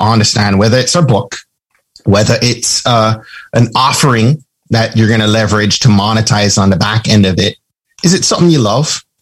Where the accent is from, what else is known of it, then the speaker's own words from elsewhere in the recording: Jamaica; I'm from Jamaica.